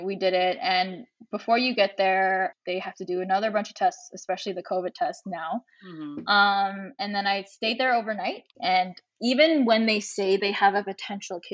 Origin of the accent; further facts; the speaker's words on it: Canada; as a Canadian with Chinese Filipino descent